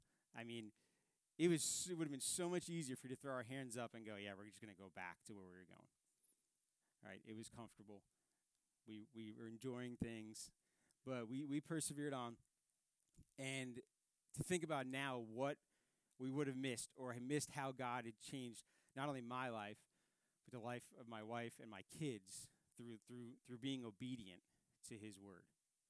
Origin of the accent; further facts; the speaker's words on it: Northern United States, United States; I mean, I'm a Yankee, right? I grew up in the North. Biscuits and gravy is not something that we eat up north.